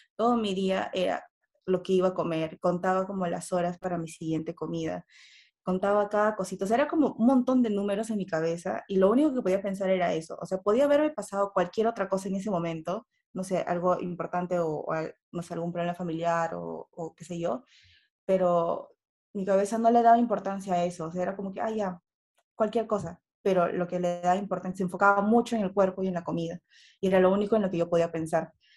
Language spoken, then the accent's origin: Spanish; Peru; soy de Perú